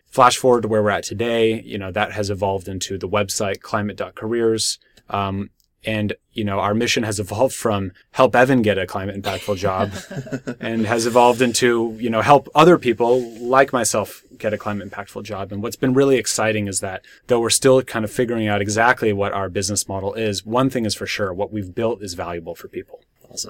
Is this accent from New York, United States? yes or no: no; Berkeley, California, United States; I'm someone who's born and raised in Berkeley